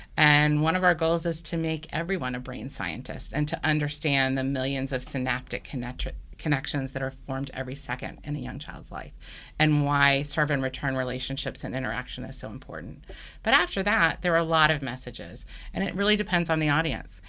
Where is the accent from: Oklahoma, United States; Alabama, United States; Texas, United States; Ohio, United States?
Alabama, United States; Birmingham; also born or lived in Washington, D.C. / Baltimore, Maryland; now in Atlanta, United States; I grew up in Birmingham, Alabama, and moved to Atlanta with my family about thirteen years ago now